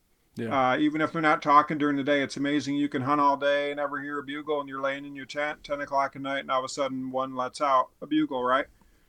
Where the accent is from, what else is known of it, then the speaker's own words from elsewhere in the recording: Midwest, United States; And one of the mistakes we make as a Midwesterner or whatever, a guy who doesn't live with elk